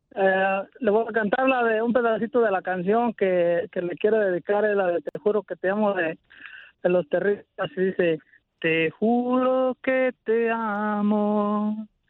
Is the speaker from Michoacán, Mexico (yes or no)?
yes; Galeana, Michoacán, Mexico; moved away; yo soy del estado de Michoacán, de un pueblo que se llama Galeana, Michoacán.